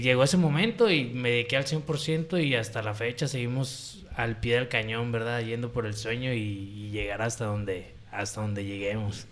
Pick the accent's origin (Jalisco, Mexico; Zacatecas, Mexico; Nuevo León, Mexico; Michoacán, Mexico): Jalisco, Mexico; Puerto Vallarta; soy originario de Puerto Vallarta, Jalisco, México. Pata salada de corazón.